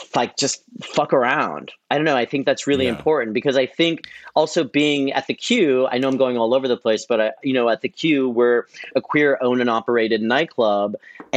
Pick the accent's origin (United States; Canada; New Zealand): United States; San Francisco, California; moved away as an adult; now in New York, United States; I was DJing and doing events in San Francisco, where I'm from.